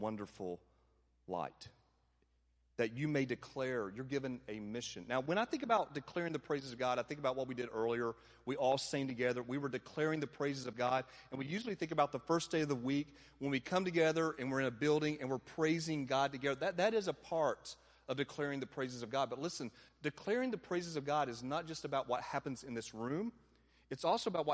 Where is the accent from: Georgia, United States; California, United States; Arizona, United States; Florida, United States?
Georgia, United States; Atlanta; moved away as an adult; also born or lived in Dallas, Texas; growing up in the Bible Belt, like in Atlanta, living in Atlanta and then Dallas and back to Atlanta